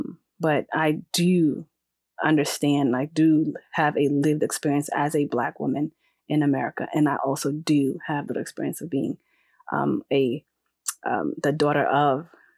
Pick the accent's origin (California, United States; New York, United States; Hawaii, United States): New York, United States; New York City; also born or lived in Ghana; But I was born in New York, the Bronx, 10468 zip code. My parents were from Ghana. We were raised in the Bronx, but we spent the summers in Ghana, right?